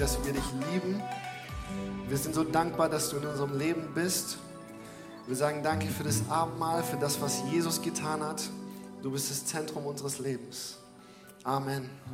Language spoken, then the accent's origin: German; Germany; ich als Deutscher